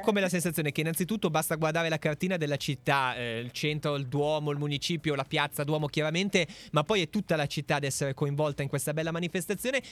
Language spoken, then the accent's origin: Italian; Voghera, Lombardy, Italy; io sono nato a Voghera anch'io